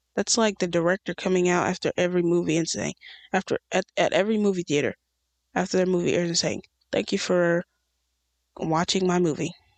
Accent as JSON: {"language": "English", "country": "United States", "tie": "born or raised there", "said": "in America, in my hometown"}